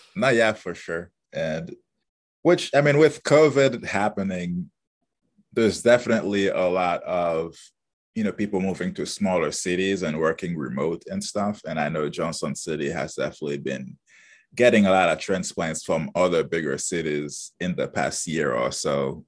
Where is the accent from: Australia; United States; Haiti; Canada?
Haiti; moved away; originally I'm from Haiti. That's where I was born and grew up.